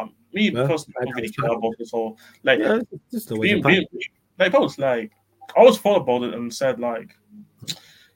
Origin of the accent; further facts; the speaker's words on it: Stuttgart, Baden-Württemberg, Germany; moved away; I'm also from Stuttgart. I was born in Stuttgart